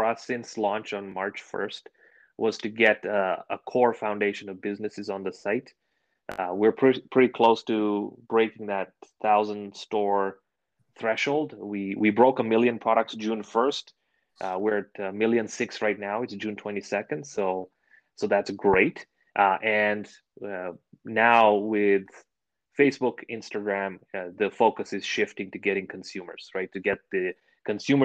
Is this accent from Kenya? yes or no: yes; Kenya; moved away; I grew up in Kenya. So it's a nod back to to where I grew up